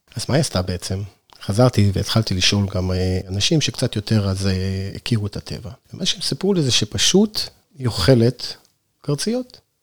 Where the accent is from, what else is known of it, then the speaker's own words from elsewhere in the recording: Northern Israel, Israel; now in Sde Boker, Israel; אני לא נולדתי במדבר, אני נולדתי בצפון בכלל